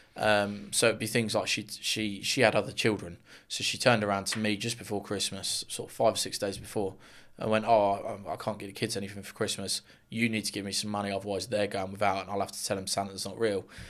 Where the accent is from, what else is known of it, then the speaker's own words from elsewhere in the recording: Luton, East of England, United Kingdom; I'm from Luton originally. Well, still am. Um, Luxuriant born and bred